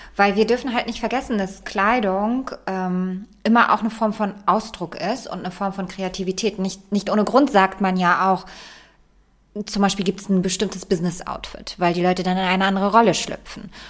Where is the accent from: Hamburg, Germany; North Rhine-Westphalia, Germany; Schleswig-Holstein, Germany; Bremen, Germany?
Bremen, Germany; ich bin in Bremen aufgewachsen